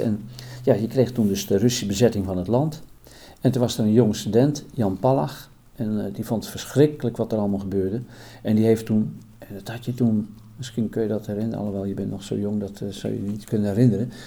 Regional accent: Putten, Gelderland, Netherlands; bij ons in Putten

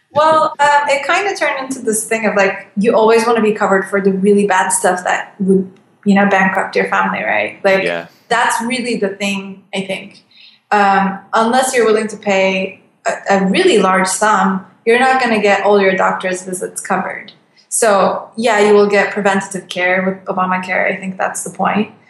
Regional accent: Turkey; moved away; I love my country too. I really, really do love Turkey

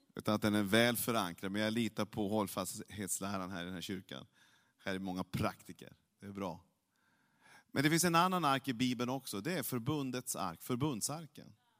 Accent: Norrland, Sweden; jag är mycket märklig norrlänning

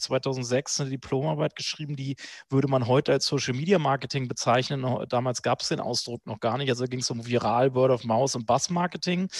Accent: Hanover, Lower Saxony, Germany; also born or lived in Berlin; zurück nach Hannover in meine Heimatstadt

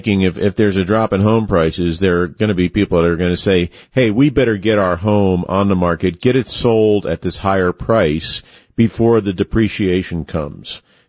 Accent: New Jersey, United States; now in Denver, United States; I'm from New Jersey

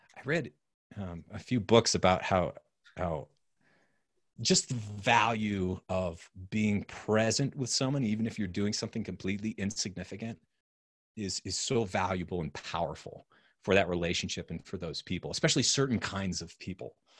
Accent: New Hampshire, United States; moved away; also born or lived in Austin; growing up in New Hampshire

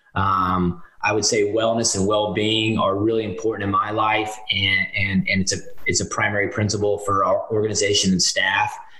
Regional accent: Winston-Salem, North Carolina, United States; I grew up in Winston-Salem, North Carolina

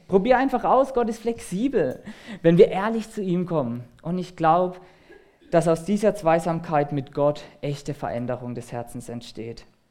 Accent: Germany; als Deutsche

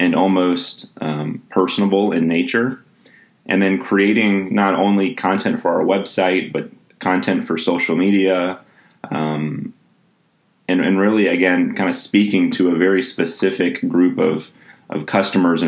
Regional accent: Atlanta, Georgia, United States; moved away as an adult; now in Lawrence, United States; I grew up in Atlanta. I went to high school at North Springs High School in Sandy Springs

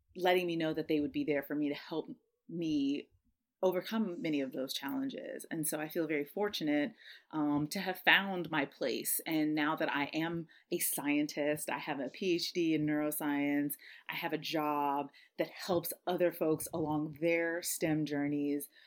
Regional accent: San Diego, California, United States; moved away; I being born and raised in San Diego

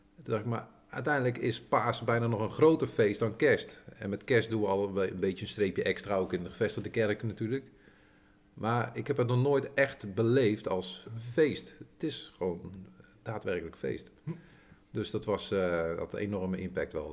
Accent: Veenendaal, Utrecht, Netherlands; ik ben geboren getogen Veenal

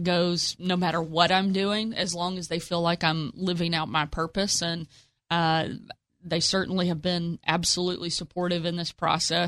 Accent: Texarkana, Arkansas, United States; I grew up in Texarkana and was living there at the time

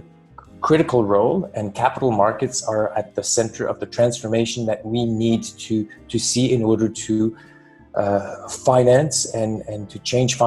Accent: Montreal, Quebec, Canada; first language French; English is a second language; moved away as an adult; also born or lived in Poland / London / Switzerland; now in Europe; I grew up in Canada, in Montreal

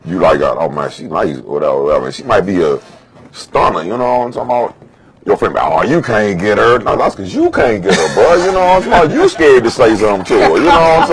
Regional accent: South Carolina, United States; now in Washington, D.C., United States; I'm from South Carolina

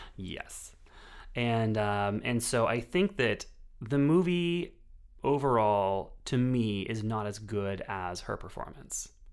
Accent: United States

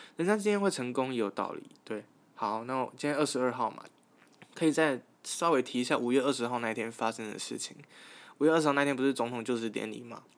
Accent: Taichung, Taiwan; 我是一个来自台中的大学生

